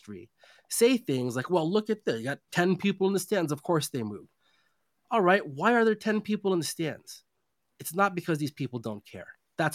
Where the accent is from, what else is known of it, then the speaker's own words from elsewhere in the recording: West Coast, United States; moved away as an adult; I'm born and raised on the West Coast. I made my professional career on the East Coast.